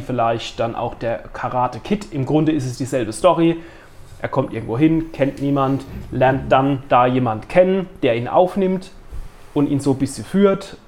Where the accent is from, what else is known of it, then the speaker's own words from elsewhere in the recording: Neustadt, Germany; in Neustadt, wo ich aufgewachsen bin